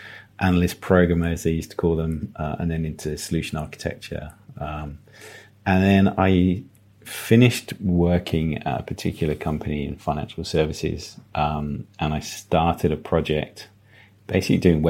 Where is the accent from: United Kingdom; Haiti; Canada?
United Kingdom; Devon, South West England; moved away; also born or lived in Plymouth / Midlands; I'm a bit of a country boy. I grew up in Devon.